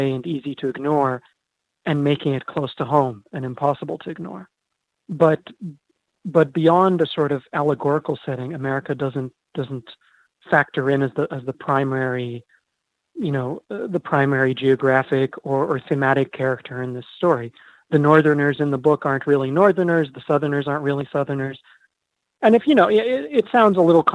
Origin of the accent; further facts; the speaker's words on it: Egypt; moved away as an adult; now in United States; I was born in Egypt